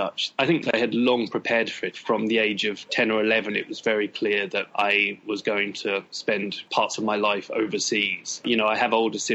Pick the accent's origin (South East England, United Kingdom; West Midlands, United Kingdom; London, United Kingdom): South East England, United Kingdom; Battle; I was born in England, obviously, in the South Coast, near a town called Hastings. I'm actually from a little village that's called Battle